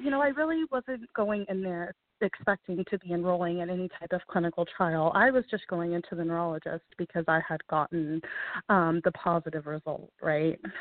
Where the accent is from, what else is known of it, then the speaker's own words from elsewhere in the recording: Houston, Texas, United States; I am from Houston, Texas